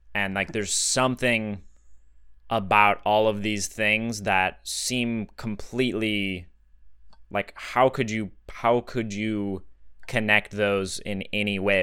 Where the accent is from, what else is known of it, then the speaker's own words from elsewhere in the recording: Sedona, Arizona, United States; Growing up in Sedona